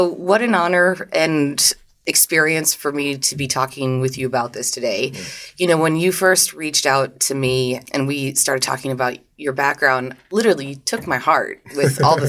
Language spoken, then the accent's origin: English; France; I am French